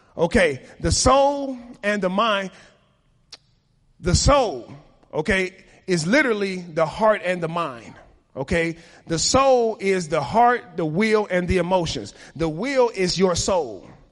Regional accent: Chicago, Illinois, United States; I was raised in Chicago at the time when black on black crime was most prominent.

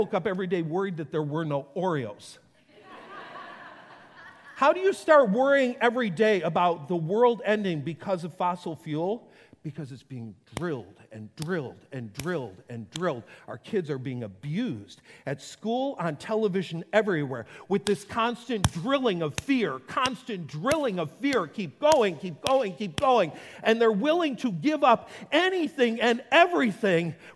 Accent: Western New York, United States; I grew up in Western New York.

